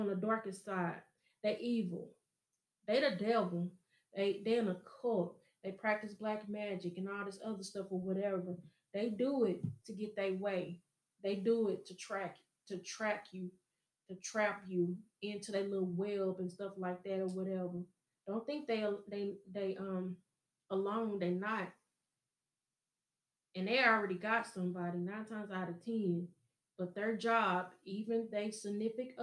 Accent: Show Me State, Missouri, United States; I'm from Show Me State

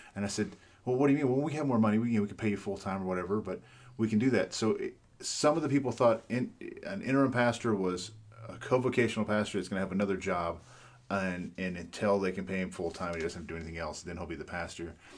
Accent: New Mexico, United States; also born or lived in Fort Worth, Texas; I was born and raised here in New Mexico

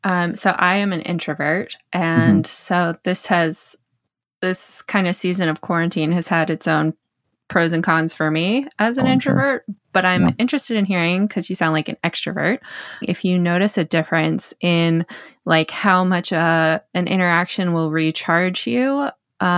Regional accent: the South, United States; I love, sometimes it gets humid here, but I also grew up in the South

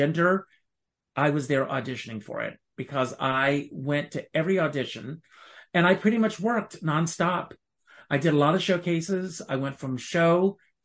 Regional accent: South Carolina, United States; moved away as an adult; now in New York City, United States; I grew up on a tobacco farm in South Carolina

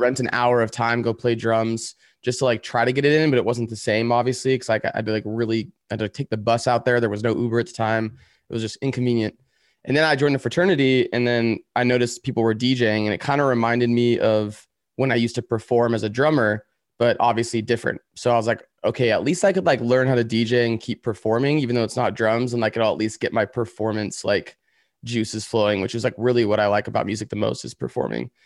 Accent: Woodland, California, United States; also born or lived in San Francisco; now in Los Angeles, United States; I was born in a town called Woodland, which is, like, ten minutes away from Sacramento

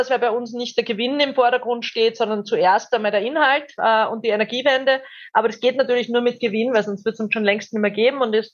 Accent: Austria; Österreich hat ja in manchen Themen, muss man echt sagen, haben wir uns als haben wir uns den Status des gallischen Dorfs behalte

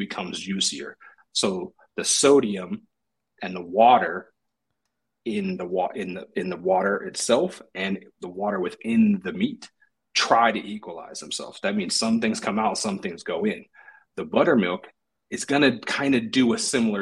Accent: Washington, United States; I'm from Washington. I didn't eat more salmon than anything, any other fish in the world.

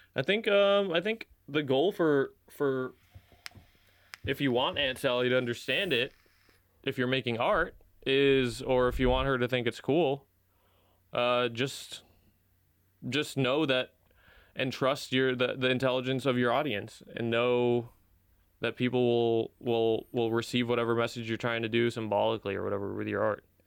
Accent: United States; I grew up an American, even though I'm not an American citizen

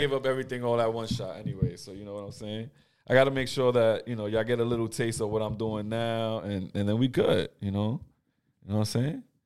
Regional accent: United States; I've been here my whole life

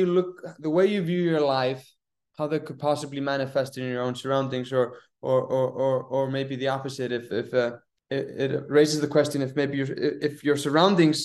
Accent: Iceland; now in New York, United States; I'm from Iceland

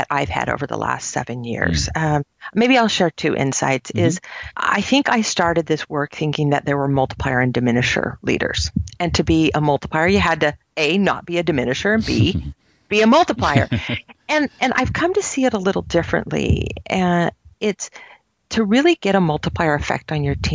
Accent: Silicon Valley, California, United States; I grew up in Silicon Valley

